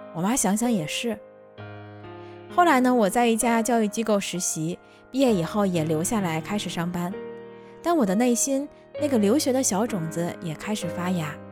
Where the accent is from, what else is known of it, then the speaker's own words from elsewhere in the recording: Tianjin, China; moved away as an adult; now in Japan; 我就是这么一个土生土长的天津人